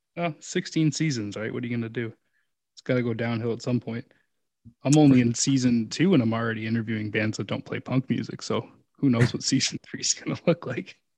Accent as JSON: {"language": "English", "country": "Canada", "said": "we're all Canucks, we're all Canadian here"}